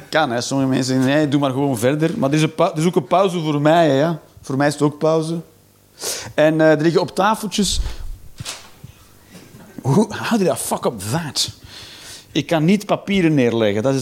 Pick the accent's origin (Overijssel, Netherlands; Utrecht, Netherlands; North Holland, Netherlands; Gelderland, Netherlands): Overijssel, Netherlands; Hengelo; Nee, ik kom uit Hengelo bij Enschede.